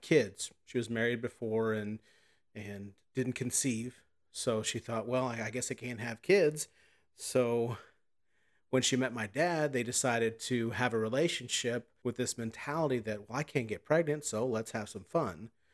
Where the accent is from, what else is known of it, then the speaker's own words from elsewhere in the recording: Southern Illinois, United States; I'm from Southern Illinois